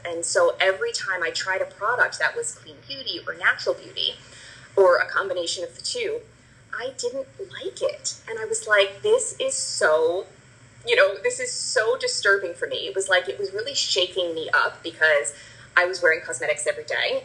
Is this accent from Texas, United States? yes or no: no; New Jersey, United States; moved away as an adult; now in Bucks County, Pennsylvania, United States; I grew up in New Jersey